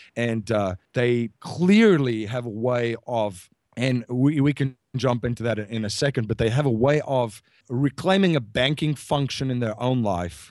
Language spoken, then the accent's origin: English; South Africa; I'm from South Africa